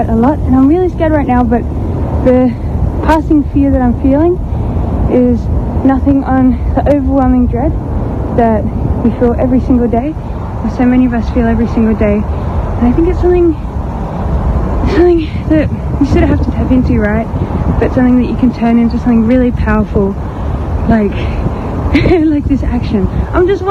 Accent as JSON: {"language": "English", "area": "Ngunnawal country", "region": "Australian Capital Territory", "country": "Australia", "said": "I'm from Ngunnawal country, Ngunnawal and Ngambri."}